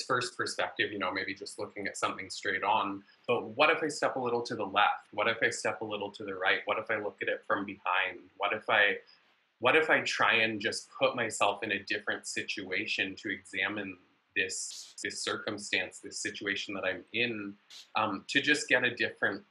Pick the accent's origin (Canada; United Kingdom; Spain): Canada; Vancouver, British Columbia; now in Los Angeles, United States; I was born in Vancouver, BC, up in Canada, but been in Los Angeles for quite a while.